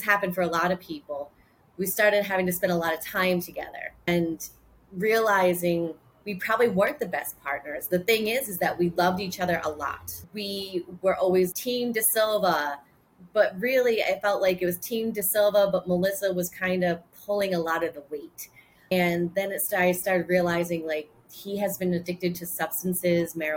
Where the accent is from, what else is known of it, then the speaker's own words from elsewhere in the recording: Rhode Island, United States; accent: Bostonian; So I was born and raised in Rhode Island, very close to Boston. So that's why I sound very Bostonian